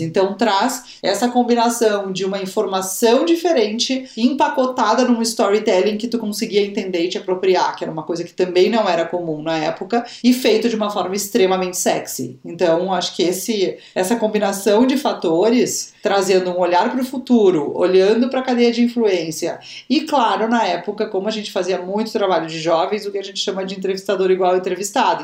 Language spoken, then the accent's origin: Portuguese; Porto Alegre, Rio Grande do Sul, Brazil; eu sou de Porto Alegre, uh, nascida e criada em Porto Alegre